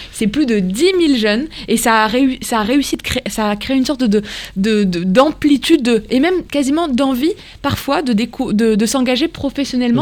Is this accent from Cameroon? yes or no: no; Morocco; now in France; moi j'ai grandi au Maroc